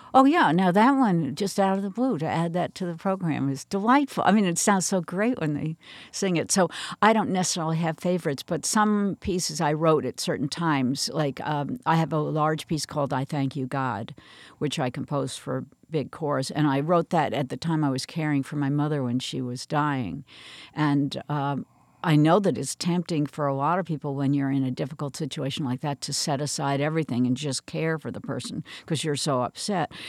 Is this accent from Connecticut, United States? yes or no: yes; New Canaan, Connecticut, United States; I grew up in New Canaan, Connecticut, which is still where I have a home now